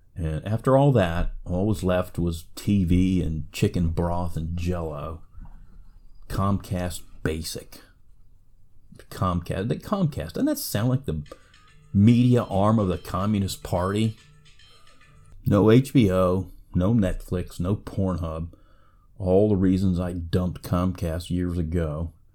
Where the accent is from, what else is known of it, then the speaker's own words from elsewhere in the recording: United States; I'm an American